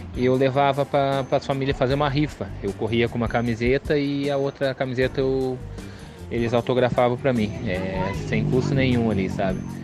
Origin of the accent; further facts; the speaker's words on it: Piraquara, Paraná, Brazil; eu sou aqui do município de Piraquara